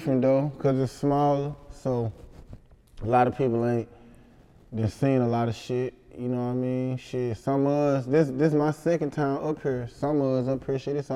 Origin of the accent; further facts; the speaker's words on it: Helena, Arkansas, United States; I'm from Helena.